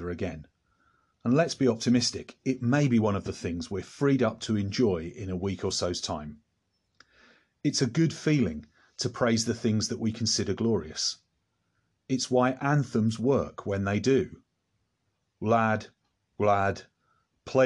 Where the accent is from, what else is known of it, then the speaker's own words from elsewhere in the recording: England, United Kingdom; Speaking as an Englishman